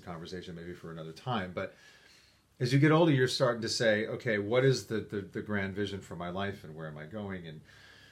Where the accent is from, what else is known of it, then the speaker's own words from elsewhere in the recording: New York, United States; also born or lived in Syracuse; I grew up in New York